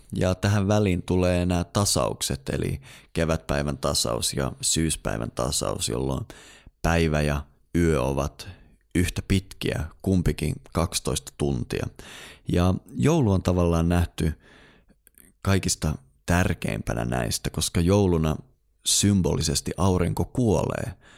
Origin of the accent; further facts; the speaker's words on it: Eastern Lapland, Finland; tuolla Itä-Lapissa, mistä mä oon kotoisin